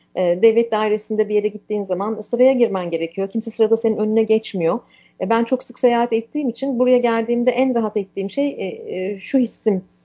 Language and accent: Turkish; Turkey; moved away as an adult; now in Canada; Anadolu'lu bir kadın olarak, Akdenizli bir kadın olarak